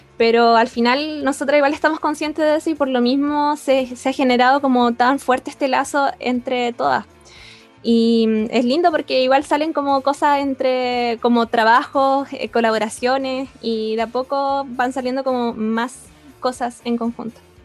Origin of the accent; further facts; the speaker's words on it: Concepción, Biobío, Chile; Nacida y crecida en Concepción.